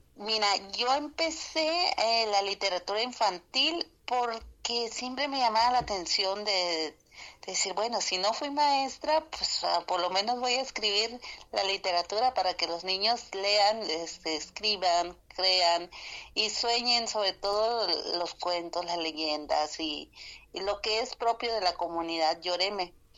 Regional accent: Sonora, Mexico; Spanish is a second language; vengo de Sonora

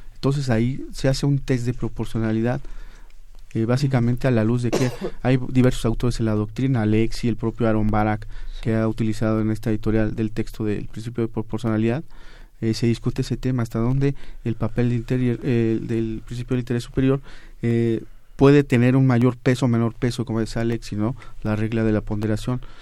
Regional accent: San Jerónimo, Oaxaca, Mexico; Yo soy del estado de Oaxaca, eh, en un poblado que se llama San Jerónimo, cerca del distrito de Silacayuapan

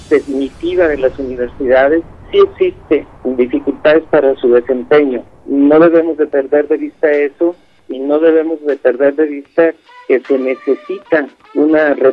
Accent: Mexico; soy de México, estudio en la UAM Xochimilco Comunicación Social.

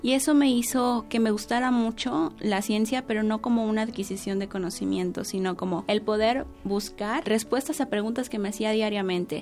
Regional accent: Mérida, Yucatán, Mexico; Nací en Mérida, Yucatán, el 21 de enero de 1998

